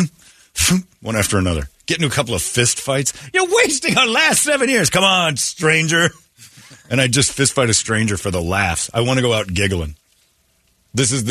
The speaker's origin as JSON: {"language": "English", "region": "Arizona", "country": "United States", "tie": "born or raised there", "said": "I grew up here in Arizona."}